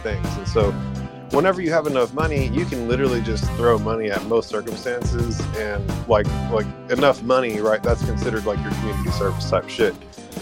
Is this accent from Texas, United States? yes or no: yes; Williamson County, Texas, United States; Williamson County, the county that we grew up in Texas